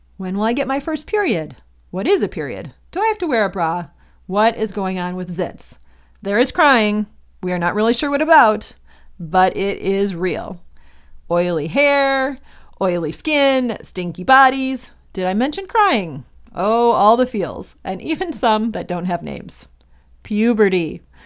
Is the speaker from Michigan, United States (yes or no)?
yes; Michigan, United States; moved away as an adult; also born or lived in Indiana; now in Los Angeles, United States; I'm originally from Michigan, and I grew up there until I went to college in Indiana for four years